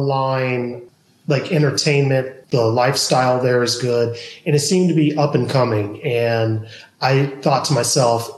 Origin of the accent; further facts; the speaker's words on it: Georgia, United States; also born or lived in California; now in Austin, United States; I'm originally from Georgia.